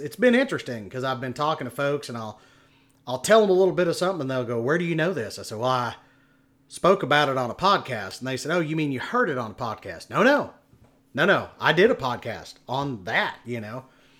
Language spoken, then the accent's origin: English; Oklahoma City, Oklahoma, United States; born there; now in Texas, United States; I've lived here most of my life. But, yeah, I was born in Oklahoma City.